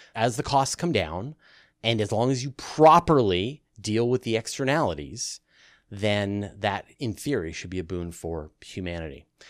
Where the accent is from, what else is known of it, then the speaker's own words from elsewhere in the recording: Canada; as a Canadian who grew up in the country